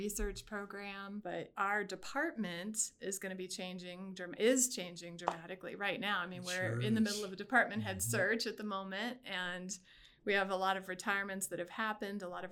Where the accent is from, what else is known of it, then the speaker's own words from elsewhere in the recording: United States; moved away as an adult; also born or lived in Pennsylvania / West Virginia; now in Fort Collins, United States; I'm not originally from Fort Collins. I grew up in Pennsylvania and West Virginia.